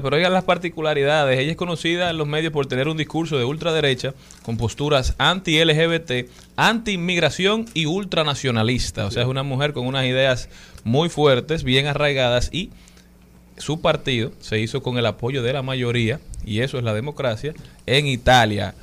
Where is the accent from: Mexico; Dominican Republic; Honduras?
Dominican Republic